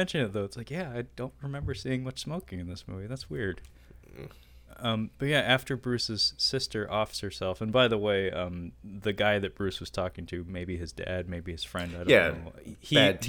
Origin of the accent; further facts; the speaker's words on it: Kowloon Bay, Hong Kong; born there; I was born in Kowloon Bay.